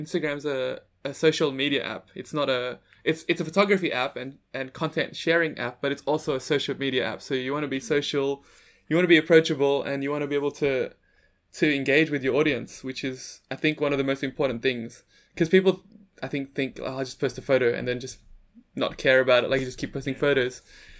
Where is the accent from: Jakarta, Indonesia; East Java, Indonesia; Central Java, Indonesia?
Jakarta, Indonesia; Like, I thought, because I'm from Jakarta, I thought Bangkok would be like Jakarta.